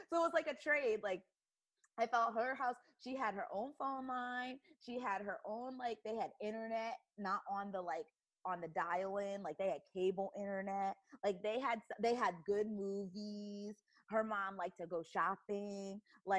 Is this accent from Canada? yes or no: yes; Canada; I don't know that phrase at all, but I'm from Canada.